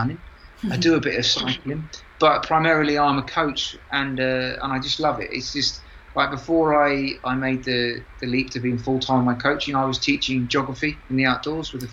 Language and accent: English; London, United Kingdom; moved away; I'm from London.